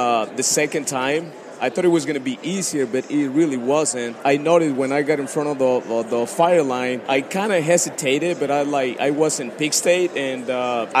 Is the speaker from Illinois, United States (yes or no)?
yes; Chicago, Illinois, United States; I'm from Chicago